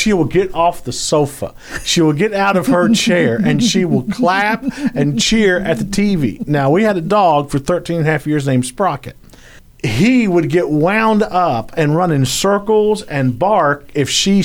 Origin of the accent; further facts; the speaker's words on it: Louisiana, United States; I'm from Louisiana, so I say the word holler.